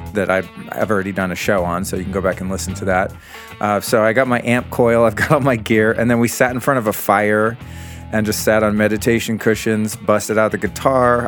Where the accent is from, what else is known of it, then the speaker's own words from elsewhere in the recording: United States; as an American boy who grew up in the seventies